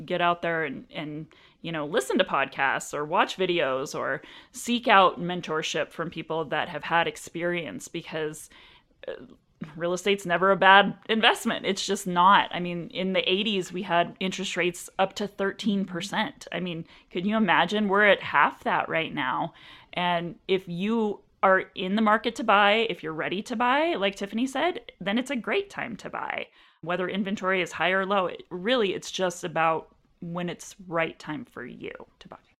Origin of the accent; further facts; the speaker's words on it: Anchorage, Alaska, United States; moved away as an adult; also born or lived in Washington State; now in Arizona, United States; I was born and raised in Anchorage, Alaska